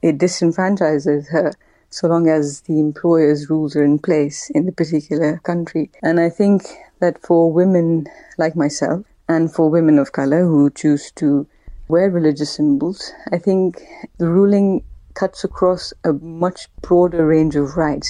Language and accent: English; Pakistan; moved away; I grew up in Pakistan, which was obviously a predominantly Muslim country.